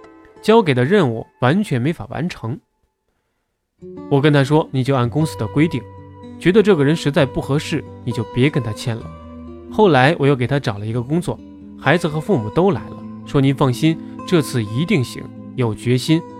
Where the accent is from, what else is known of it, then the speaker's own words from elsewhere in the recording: China; moved away; 我在海外生活二十年，早晨起来坐地铁去学校上课，上了地铁没人说话，都在看书。我们中国人走到哪里都在看手机，看花边新闻。